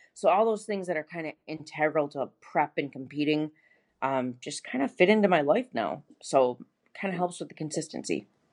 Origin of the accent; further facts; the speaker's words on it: Buffalo, New York, United States; moved away as an adult; now in Gainesville, United States; I'm originally from Buffalo, New York, and I moved to Gainesville, Florida in two thousand thirteen